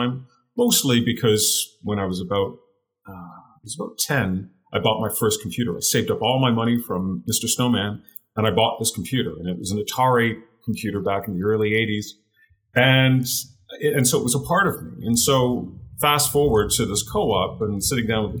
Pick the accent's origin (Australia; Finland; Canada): Canada; also born or lived in United Kingdom / Hamilton, Ontario / Ottawa, Ontario; now in Western Canada, Canada; I was born in the UK, came to Canada when I was fairly young. I grew up in Canada.